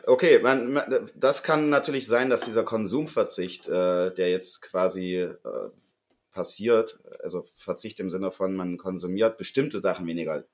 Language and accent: German; Sangerhausen, Saxony-Anhalt, Germany; moved away as an adult; now in Leipzig, Germany; in Sangerhausen, wo ich ja herkomme